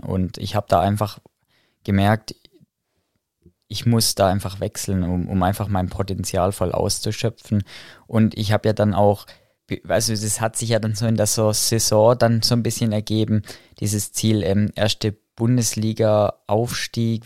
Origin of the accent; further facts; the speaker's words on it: Heilbronn, Baden-Württemberg, Germany; bei uns in Heilbronn zum, zur RSG gegangen